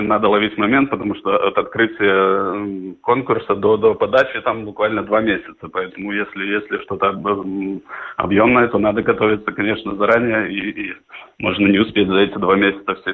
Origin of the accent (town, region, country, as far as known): Dagda, Latgale, Latvia; born or raised there